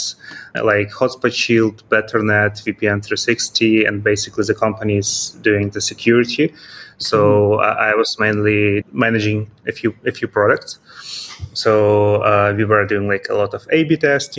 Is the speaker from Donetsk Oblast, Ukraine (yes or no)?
no; Kyiv, Ukraine; moved away as an adult; now in Vinnytsia, Ukraine; It's about 200 kilometers from my native city. It's Kyiv